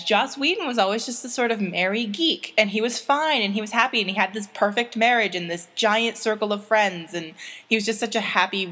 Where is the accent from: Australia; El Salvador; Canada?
Canada; I say this as a Canadian who spends time in the States